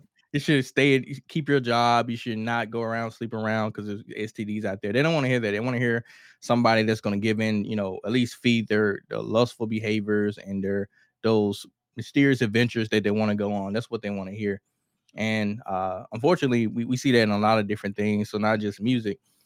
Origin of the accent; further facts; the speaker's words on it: Mississippi, United States; I'm from Kilmarnock, Mississippi